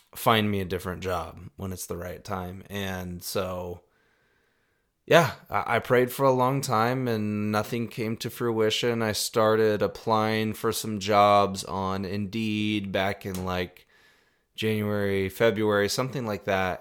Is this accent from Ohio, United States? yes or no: no; Iowa, United States; also born or lived in Arizona; when I was three years old, we moved from Arizona to Iowa.